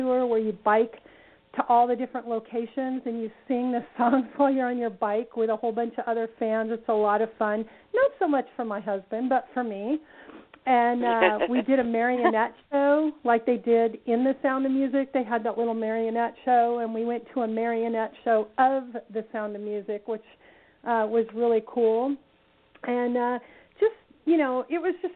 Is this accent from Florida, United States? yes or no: no; Redondo Beach, California, United States; I was born and raised in Southern California, so I'm a California girl, and I grew up in Redondo Beach, California